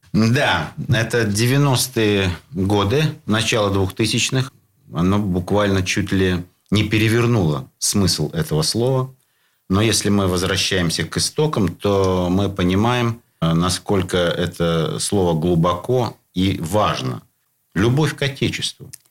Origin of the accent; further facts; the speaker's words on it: Saint Petersburg, Russia; ленинградцы, петербуржцы